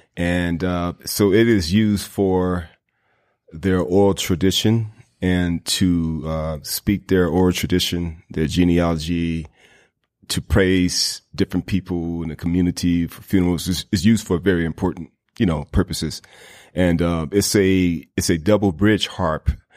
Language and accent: English; the South, United States; growing up in the South, you know, we got a lot of, you know, uh, black churches